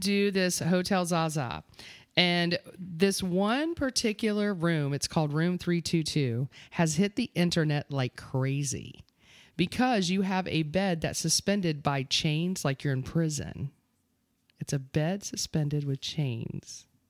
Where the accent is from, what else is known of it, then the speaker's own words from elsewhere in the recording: Eustis, Florida, United States; East is Florida.